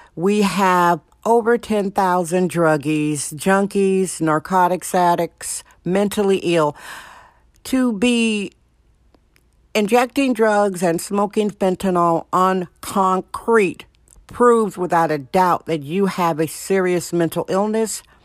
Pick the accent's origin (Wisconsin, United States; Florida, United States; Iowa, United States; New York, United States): Wisconsin, United States; now in San Francisco, United States; Wisconsin, my home state, Wisconsin